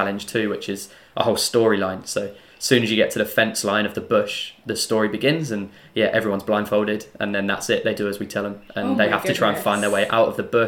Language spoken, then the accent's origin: English; England, United Kingdom; now in New Zealand; being English, we don't have bush in the UK